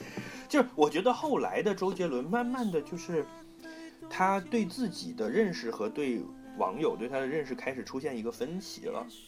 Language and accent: Chinese; Northeast China, China; 嗯，作为一个东北爷们儿，还是天生是有喜剧细胞的。